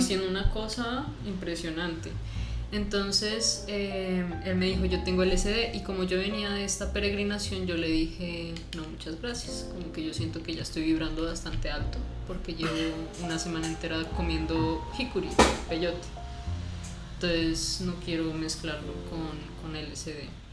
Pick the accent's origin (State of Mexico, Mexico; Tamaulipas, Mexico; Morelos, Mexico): Morelos, Mexico; Cuernavaca; now in Colombia; yo me crié en Cuernavaca, Morelos